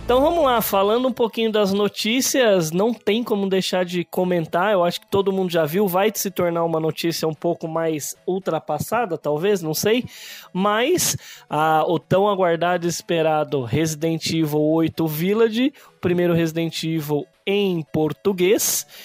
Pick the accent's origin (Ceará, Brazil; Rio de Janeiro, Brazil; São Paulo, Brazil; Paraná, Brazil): São Paulo, Brazil; Campinas; also born or lived in São Bernardo do Campo; agora estou morando no interior de São Paulo, em Campinas. Foi lá que nasci